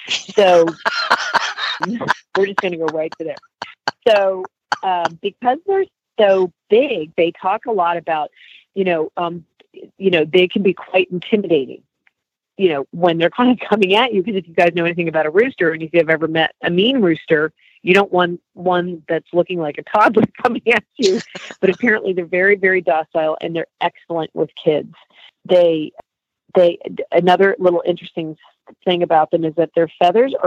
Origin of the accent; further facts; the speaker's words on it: New Jersey, United States; moved away; Jersey, I'm from Jersey originally.